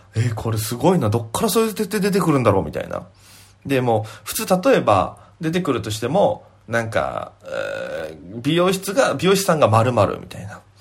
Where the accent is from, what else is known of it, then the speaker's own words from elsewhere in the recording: Okinawa, Japan; moved away as an adult; now in Tokyo, Japan; 沖縄芸人